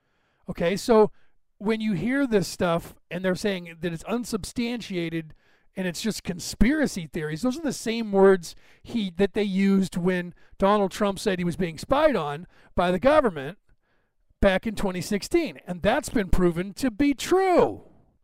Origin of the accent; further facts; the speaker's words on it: United States; I'm an American